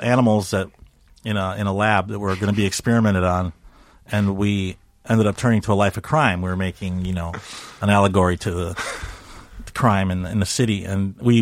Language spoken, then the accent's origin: English; Chicago, Illinois, United States; also born or lived in Chile; I lived in Chicago. I grew up in Chicago